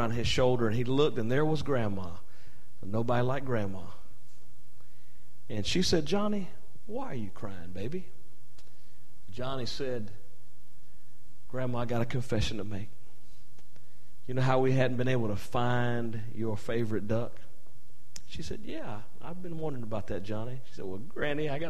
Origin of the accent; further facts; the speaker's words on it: North Carolina, United States; I'm from North Carolina, and sometimes we say, killed it.